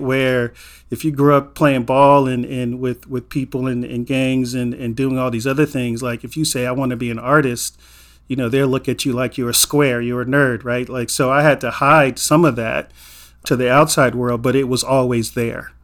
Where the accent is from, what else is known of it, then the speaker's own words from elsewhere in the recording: Inglewood, California, United States; a black man growing up in Inglewood in the eighties